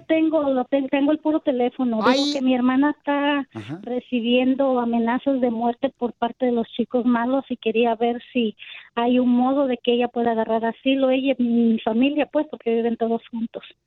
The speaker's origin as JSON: {"language": "Spanish", "region": "Guerrero", "country": "Mexico", "moved": "yes", "lives_now": "United States", "said": "nosotros somos de Guerrero"}